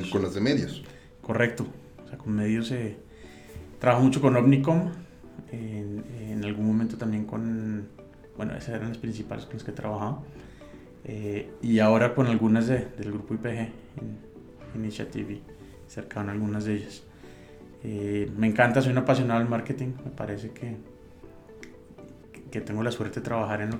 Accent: Colombia; now in Mexico; yo soy colombiano eh, y mexicano, como Chabela, por decisión. Muy bien. llevo 10 años en, México y hace 4 me nacionalicé.

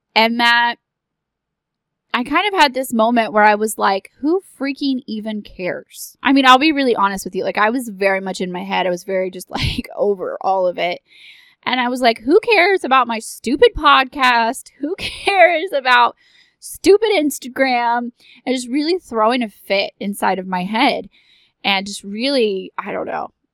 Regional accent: Texas, United States; I am from Texas

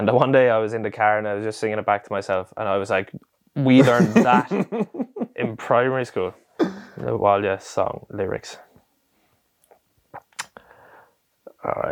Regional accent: Ireland; I was proud of being Irish

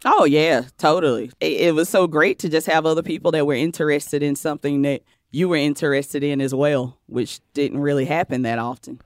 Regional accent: Cheraw, South Carolina, United States; now in New York, United States; I'm from a rural, small town in South Carolina called Shaw. South Carolina

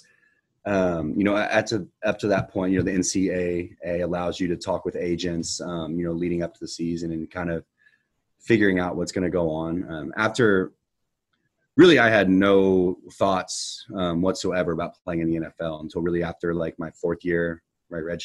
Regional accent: Katy, Texas, United States; growing up in Houston, going to Texans games my entire life

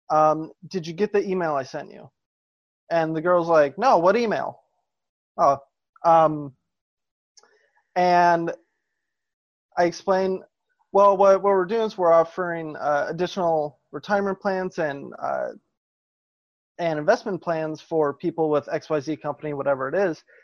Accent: Wisconsin, United States; growing, growing up in Wisconsin, um, it's it's actually pretty normal.

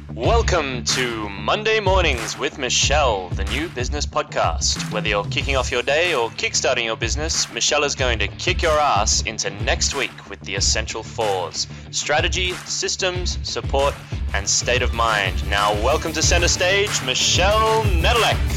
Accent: Luxembourg; first language Luxembourgish; English is a second language; I'm from Luxembourg, which is a tiny country in Europe. And in my language, which is Luxembourgish

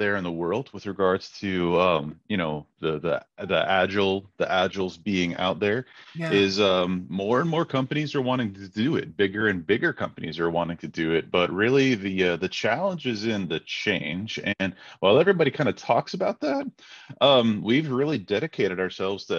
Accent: Crescent, Iowa, United States; I grew up in Crescent, Iowa. It's a little town, kind of north of Council Bluffs.

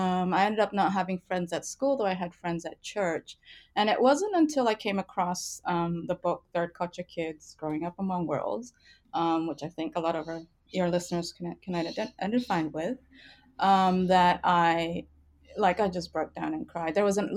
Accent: Indonesia; also born or lived in Canada; But I was born in Canada, but my dad is Indonesian Chinese. So Indonesian nationality, Chinese ethnicity. And my mother is Japanese. And so my citizenship is Canadian, but when I was 3 and a half, we moved to Indonesia

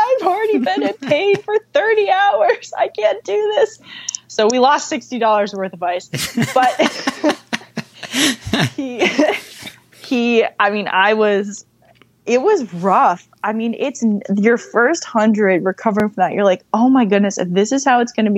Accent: Vermont, United States; We're both from Vermont

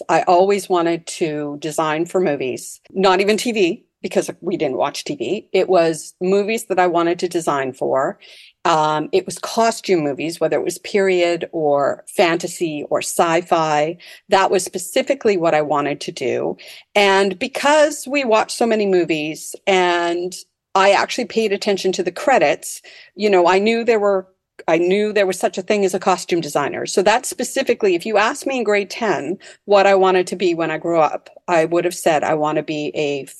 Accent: North Delta, British Columbia, Canada; Yes, I grew up in North Delta, actually.

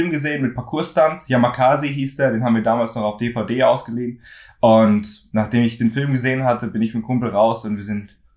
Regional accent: Frankfurt, Hesse, Germany; Also ich bin äh, aus Frankfurt in Deutschland, bin auch hier aufgewachsen, bin zweisprachig aufgewachsen, meinem Dad Englisch, meiner Mom äh, Deutsch

